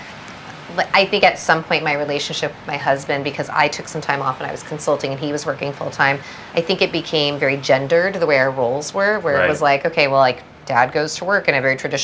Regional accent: Southern California, United States; I was born in America. I was raised predominantly in Southern California.

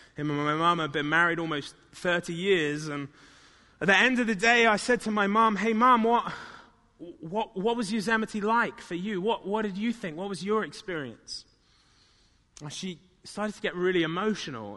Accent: United Kingdom; moved away; in my hometown where I grew up

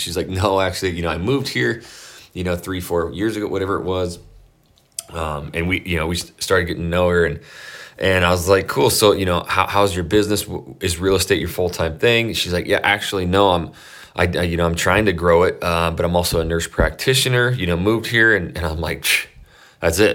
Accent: Idaho, United States; I'm from Idaho, I grew up on a ranch

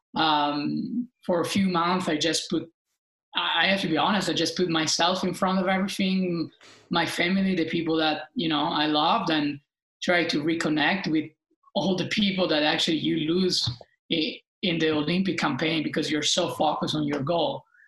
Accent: Italy; being Italian

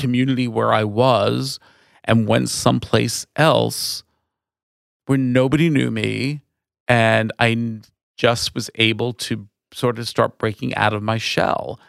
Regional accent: Valley Stream, New York, United States; moved away as an adult; also born or lived in Woodmere, New York / Manhattan, New York; now in Sonoma County, United States; I grew up on Long Island

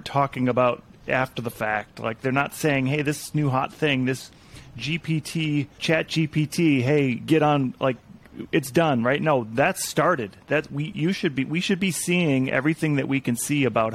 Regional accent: Montana, United States; I'm from Montana

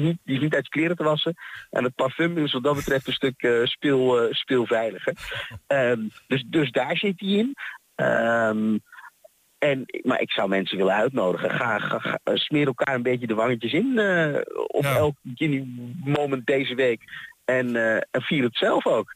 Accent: Haarlem, North Holland, Netherlands; moved away as an adult; now in Twente, Netherlands; Ik kwam hier best wel wat jaartjes geleden wonen. Ik kom eigenlijk uit Haarlem

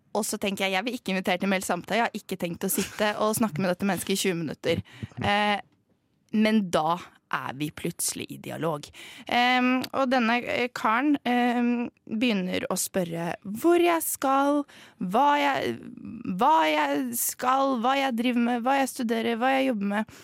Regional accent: Norway; Jeg er norsk

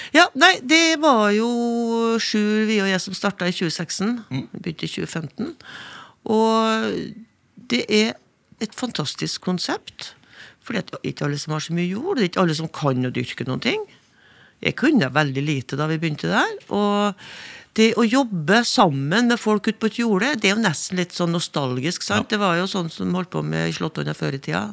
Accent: Inner Trøndelag, Norway; now in Førde, Norway; jeg kommer fra Indre Trøndelag

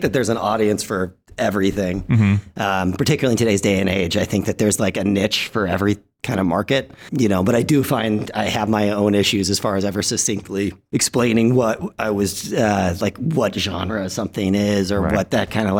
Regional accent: Dallas, Texas, United States; I grew up in Dallas

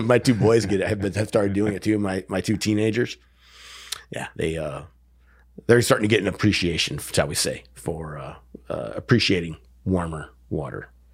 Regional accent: Wisconsin, United States; moved away; I grew up in Wisconsin.

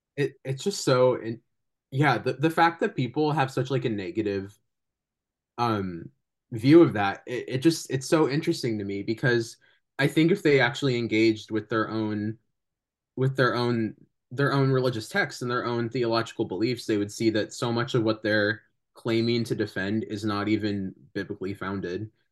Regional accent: California, United States; I'm really grateful that I'm from California

